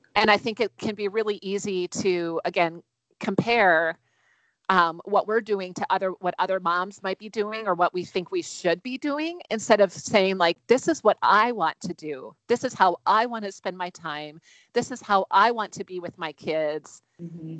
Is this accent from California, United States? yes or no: no; Wisconsin, United States; now in Minnesota, United States; I'm originally from Wisconsin, so I'm a Midwest girl through and through